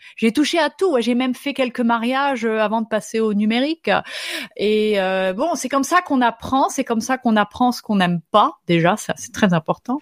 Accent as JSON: {"language": "French", "country": "France", "first_language": "French", "moved": "as an adult", "lives_now": "Minnesota, United States", "said": "J'habite aux États-Unis, mais je suis française"}